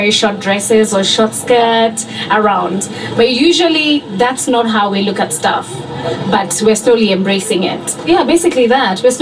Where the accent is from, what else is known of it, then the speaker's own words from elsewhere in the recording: Nairobi, Kenya; I'm from Nairobi, Nairobi, Kenya, specifically Eastlands.